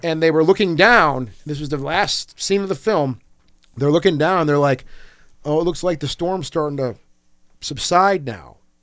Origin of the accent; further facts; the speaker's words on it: Michigan, United States; we're all from Michigan